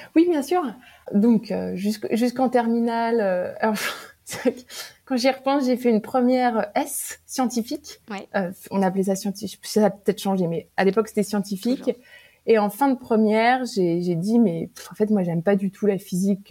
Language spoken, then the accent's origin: French; Paris, Île-de-France, France; moved away as an adult; also born or lived in New York; now in Silicon Valley, United States; je suis originaire de Paris, j'ai grandi entourée de mes parents, de mon frère, tout, toute ma vie